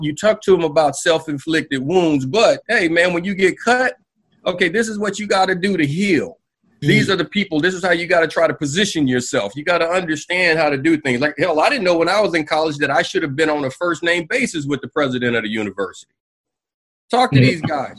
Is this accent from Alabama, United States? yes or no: yes; Anniston, Alabama, United States; I'm from the South, man. I'm from Anniston, Alabama